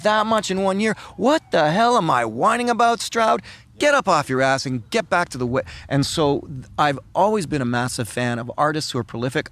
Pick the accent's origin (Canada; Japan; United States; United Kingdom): Canada; I'm a Canadian